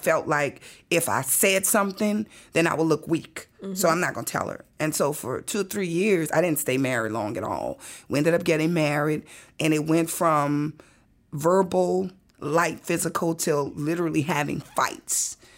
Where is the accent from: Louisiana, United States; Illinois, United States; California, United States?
Louisiana, United States; New Orleans; And I said, listen, I'm here from New Orleans.